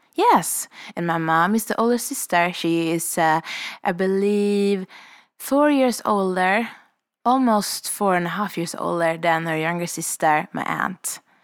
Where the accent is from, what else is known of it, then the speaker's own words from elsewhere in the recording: Sweden; moved away as an adult; now in Revelstoke, Canada; I'm a vagabond from Sweden, currently living the powder dream of Revelstoke.